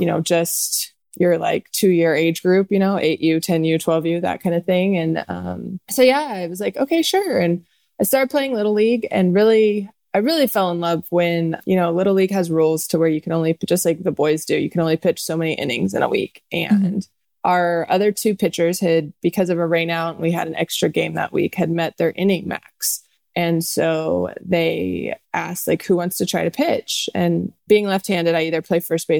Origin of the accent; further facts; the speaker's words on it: Texas, United States; growing up in Texas